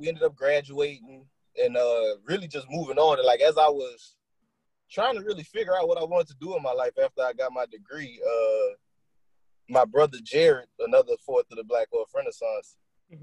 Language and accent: English; Lawtell, Louisiana, United States; I'm from Louisiana. I'm uh I'm from Lawtell, Louisiana.